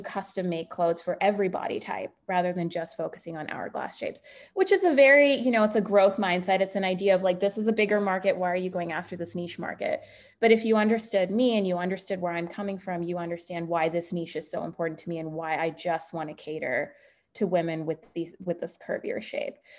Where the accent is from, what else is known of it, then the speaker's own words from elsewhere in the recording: Bay Area, California, United States; I'm from the Bay Area